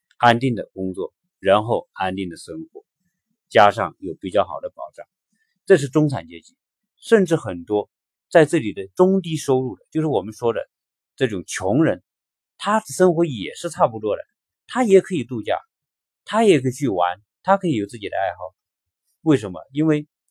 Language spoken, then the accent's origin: Chinese; China; 我们中国人的这一代，在改，改革开放成长以来的这一代人